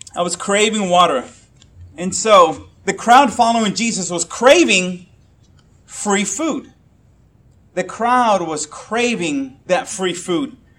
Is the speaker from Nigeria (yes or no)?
no; Puerto Rico; moved away; I'm Puerto Rican, uh, and I grew up in Puerto Rico.